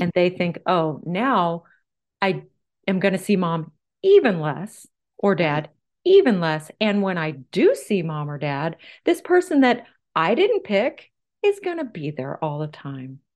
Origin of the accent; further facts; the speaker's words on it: San Antonio, Texas, United States; moved away as an adult; also born or lived in California; I moved from my professorship in California to my hometown of San Antonio, Texas